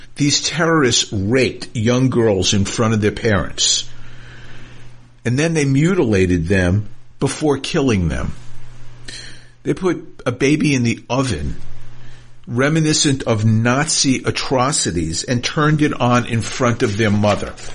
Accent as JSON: {"language": "English", "country": "United States", "said": "I, as an American Jew, a proud American Jew"}